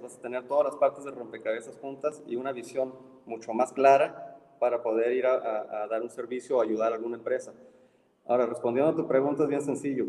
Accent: Ensenada, Baja California, Mexico; moved away as an adult; also born or lived in Mexico City; now in Monterrey, Mexico; me fui de una ciudad de 500 mil habitantes a una de 25 millones

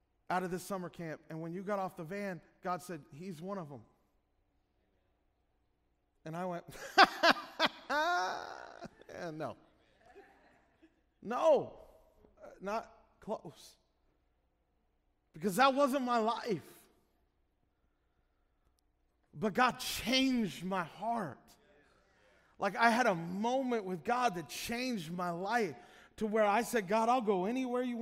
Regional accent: Illinois, United States; moved away; where we grew up in Illinois

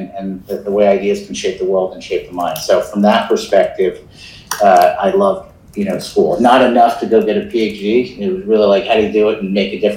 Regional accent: New York, United States; I grew up in New York

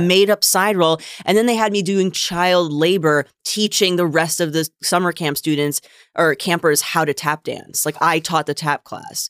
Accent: United States; I'm from here, I grew up here, I am very American

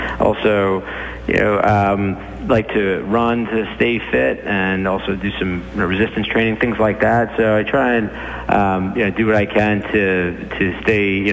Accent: Merrick, New York, United States; also born or lived in Pennsylvania; I was born and raised up in Nassau County, Merrick

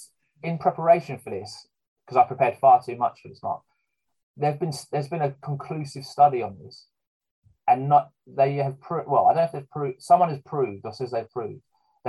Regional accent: England, United Kingdom; But how could I not, as an Englishman, want to be Jeff Hurst at the World Cup final?

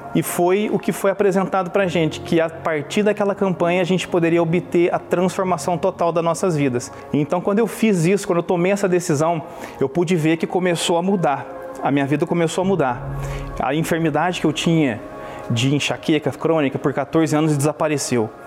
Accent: Brazil; now in Los Angeles, United States; eu sou brasileiro, vivo nos Estados Unidos

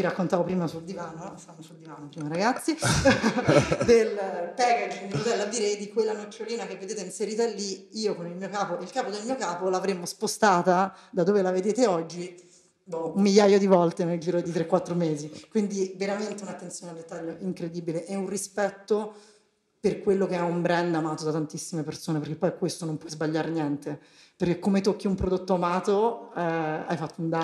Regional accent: Rome, Lazio, Italy; accent: Roman; moved away as an adult; also born or lived in Milan; io sono romana, si sente dall'accento

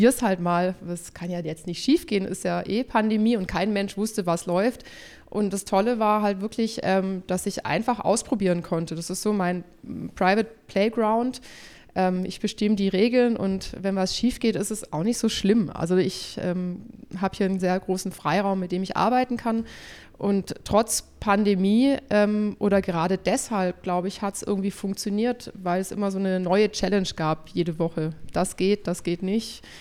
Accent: Ravensburg, Baden-Württemberg, Germany; born there; ich komme gebürtig aus Ravensburg, das ist Oberschwaben, so ein ganz nettes Städtchen, da sieht man die Alpen und alles ist gut.

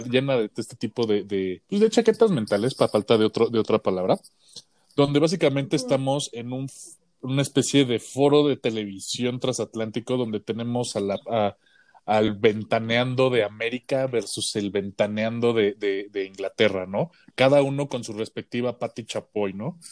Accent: Mexico; es porque soy mexicano

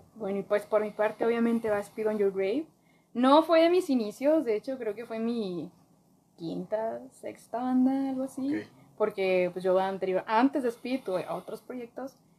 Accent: Piedras Negras, Coahuila, Mexico; yo soy de Piedras Coahuila

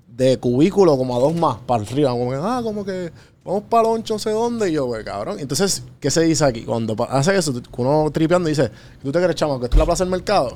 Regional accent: Puerto Rico; moved away

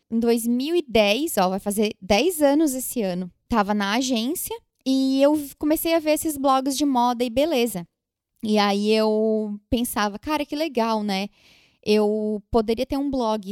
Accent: Brazil; moved away as an adult; now in New York, United States; quando a gente saiu do Brasil

